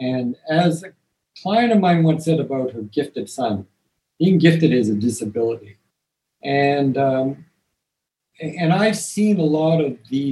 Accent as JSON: {"language": "English", "town": "Toronto", "region": "Ontario", "country": "Canada", "tie": "born or raised there", "said": "I grew up in Toronto"}